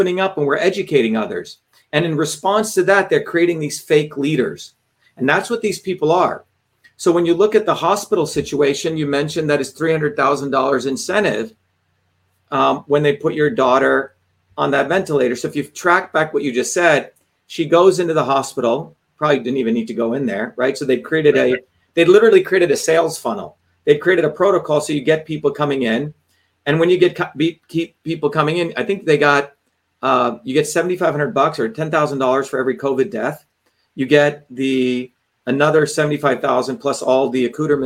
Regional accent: India; moved away; I grew up in India

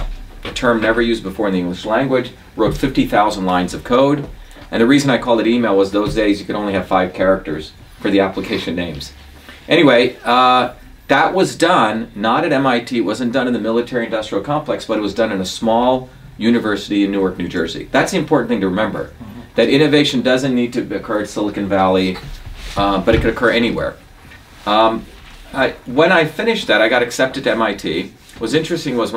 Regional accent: Mumbai, Maharashtra, India; also born or lived in South India; now in United States; I grew up in Bombay. Bombay's like New York on steroids. And I grew up there until I was a young kid.

